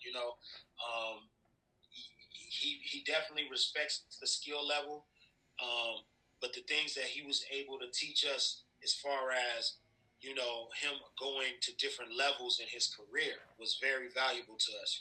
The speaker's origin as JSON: {"language": "English", "town": "Long Beach", "region": "California", "country": "United States", "said": "I'm from Long Beach"}